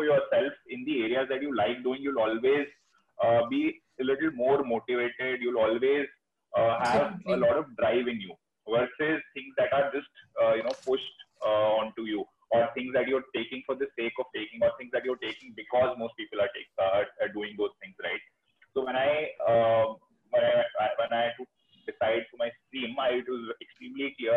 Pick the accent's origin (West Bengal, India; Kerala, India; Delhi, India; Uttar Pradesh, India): Delhi, India; I'm from Delhi